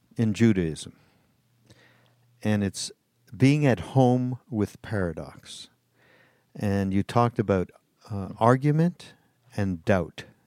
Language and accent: English; Montreal, Quebec, Canada; I'm from Montreal.